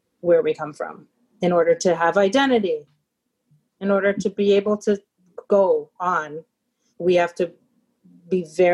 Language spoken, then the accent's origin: English; New York, United States; grown up in New York